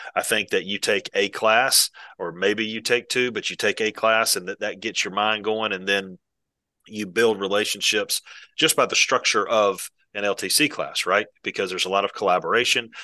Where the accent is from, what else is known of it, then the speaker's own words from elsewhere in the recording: Valdosta, Georgia, United States; moved away; I'm originally from South Georgia. I, my dad coached at Valdosta High School for thirty-five years.